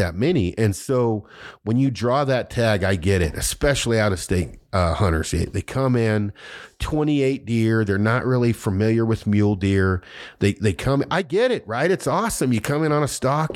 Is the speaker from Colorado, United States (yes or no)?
yes; Colorado, United States; we're from Colorado, where we've lived there a long time